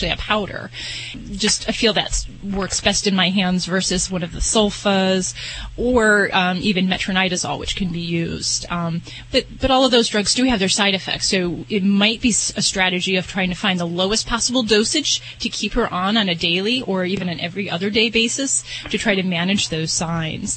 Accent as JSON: {"language": "English", "region": "Indiana", "country": "United States", "moved": "yes", "said": "From my old neck in the woods. Well, Indiana"}